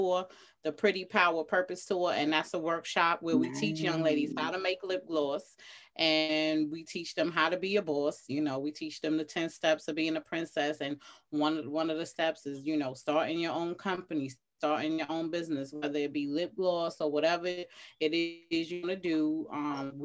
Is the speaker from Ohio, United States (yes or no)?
no; New York City, New York, United States; I'm from Atlantic Towers, you know, Atlantic and Rockaway. I'm from all that hood down the way, Brownsville. I went to school in the style